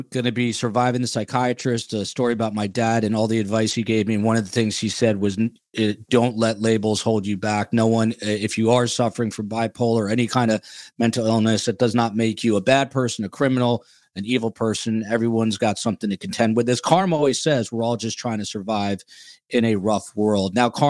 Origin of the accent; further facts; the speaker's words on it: New Jersey, United States; I'm from New Jersey, the Garden State, our home state